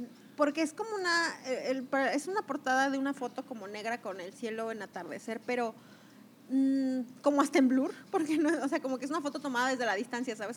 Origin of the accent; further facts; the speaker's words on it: Mexico; yo que soy mexicana